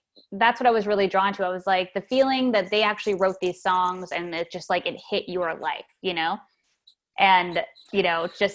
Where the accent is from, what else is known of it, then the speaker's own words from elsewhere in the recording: Fremont, California, United States; moved away as an adult; also born or lived in Lake Berryessa, Napa Valley, California; now in Nashville, United States; I grew up in Fremont, California in the suburbs when I was really young. And then we moved up to Napa Valley to a place called Lake Berryessa